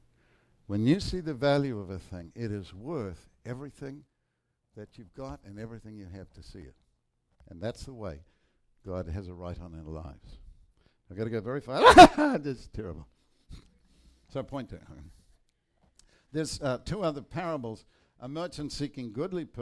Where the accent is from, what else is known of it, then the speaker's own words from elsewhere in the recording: New Zealand; I'm from New Zealand